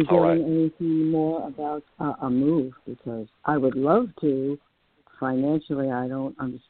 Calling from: New York, United States; in New York.

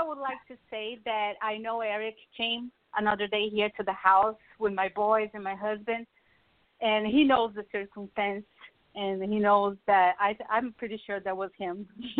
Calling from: Miami, Florida, United States; I'm calling from Miami.

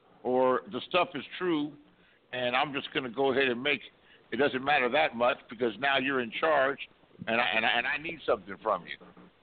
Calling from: Los Angeles, California, United States; I'm calling you from Los Angeles, California.

